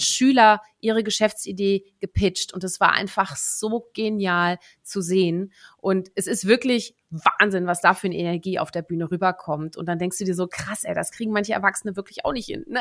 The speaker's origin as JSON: {"language": "German", "country": "Netherlands", "tie": "born or raised there", "moved": "yes", "said": "gebürtige Niederländerin"}